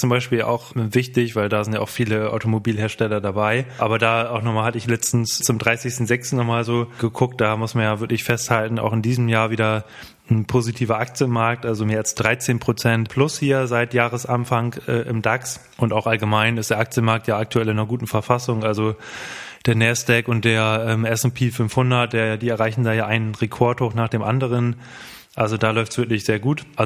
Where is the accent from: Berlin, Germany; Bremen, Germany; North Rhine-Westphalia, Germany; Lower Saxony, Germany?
Bremen, Germany; Oh, und gerade als Bremer ist das ja nochmal ganz interessant.